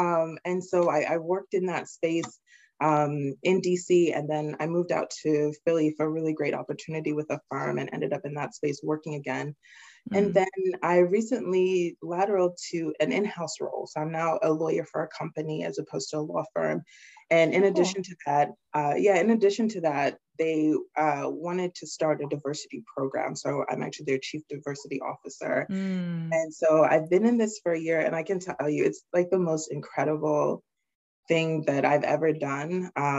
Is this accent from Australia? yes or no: no; England, United Kingdom; also born or lived in Nigeria; I am Nigerian. I was born there in Nigeria in the 80s, and then my family moved to England, and that's where I spent the majority of my childhood.